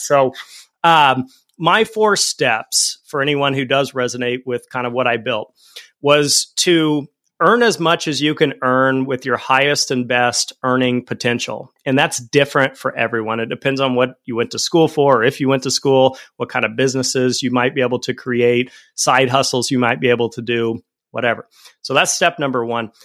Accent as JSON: {"language": "English", "town": "Fort Collins", "region": "Colorado", "country": "United States", "tie": "born or raised there", "also_born_or_lived": "Denver, Colorado", "said": "I grew up in Fort Collins, Colorado, and at a certain point, I moved out to Denver"}